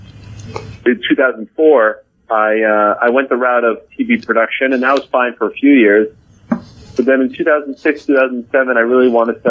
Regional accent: Montreal, Quebec, Canada; moved away as an adult; also born or lived in Syracuse, New York; The kids that I grew up with in Montreal, and in particular the Montreal Jewish community

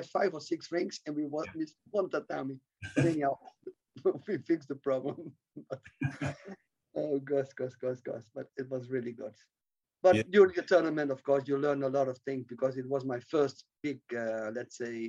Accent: Netherlands; I come from Holland

